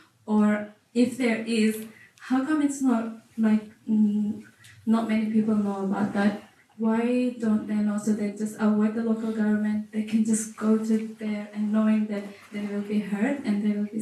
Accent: Afghanistan; English is a second language; I just have a question. I came from Afghanistan

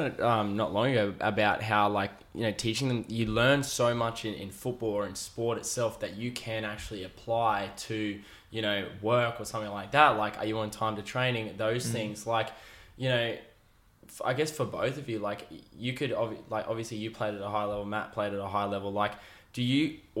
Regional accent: Queensland, Australia; as a Queenslander

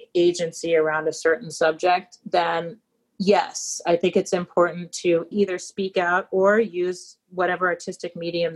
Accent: New York, United States; grown up in New York

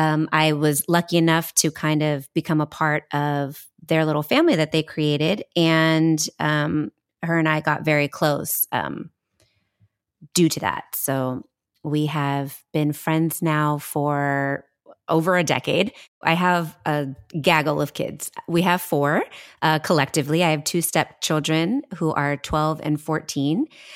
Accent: Oakland, California, United States; Well, a little bit about me. I, too, am born and raised in Oakland.

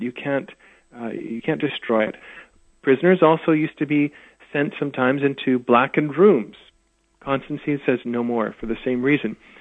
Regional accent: Saskatoon, Saskatchewan, Canada; also born or lived in England / United States; now in Edmonton, Canada; I grew up in Saskatoon, which is Saskatchewan

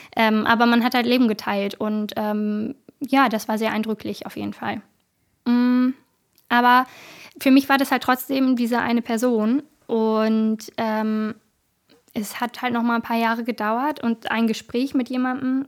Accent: Bremen, Germany; Ich komme aus Bremen.

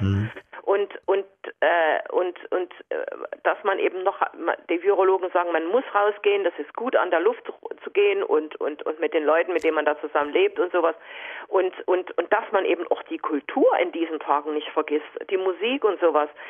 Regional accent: GDR, East Germany, Germany; ich bin ja in der DDR aufgewachsen

